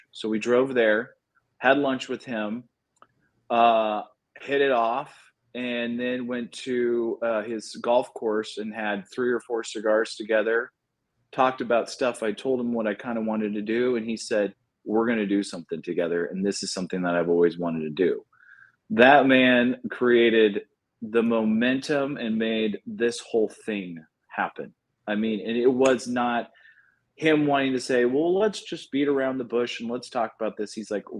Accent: Kansas, United States; And then we're only distributed in Kansas, my home state.

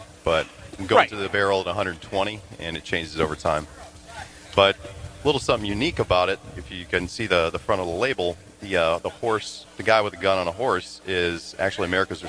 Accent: Illinois, United States; now in Tampa, United States; I'm from Illinois.

